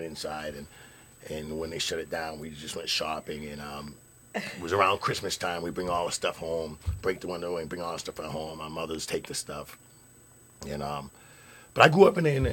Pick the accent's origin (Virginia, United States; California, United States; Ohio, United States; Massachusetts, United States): Massachusetts, United States; Lowell; I grew up in the projects at a place called Bishop Markham in Lowell